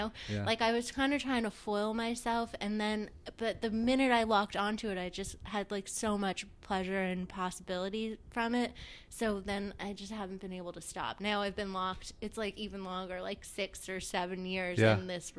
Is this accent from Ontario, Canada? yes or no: no; Montreal, Quebec, Canada; Montreal. So, it was pretty cozy. My mom and dad had both grown up there, and my grandparents too, more or less.